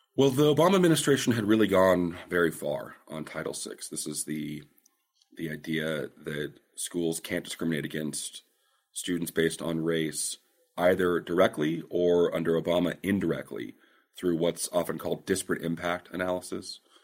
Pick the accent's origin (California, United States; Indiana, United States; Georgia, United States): California, United States; Fresno; also born or lived in San Francisco, California / Washington, D.C.; I am from Fresno, California, the, the jewel of the Central Valley